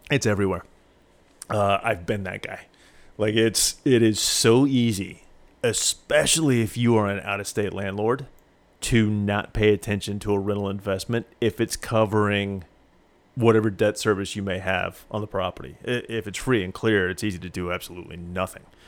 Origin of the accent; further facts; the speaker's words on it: Springfield, Missouri, United States; moved away; also born or lived in Houston, Texas; Springfield was my hometown